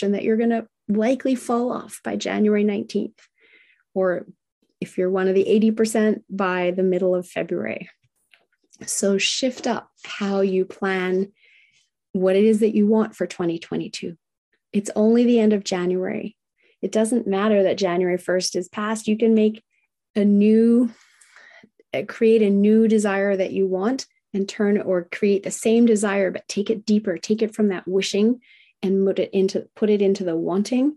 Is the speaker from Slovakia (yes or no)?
no; Australia; moved away as an adult; also born or lived in Whistler, Canada; now in Canada; I met other people, other Aussies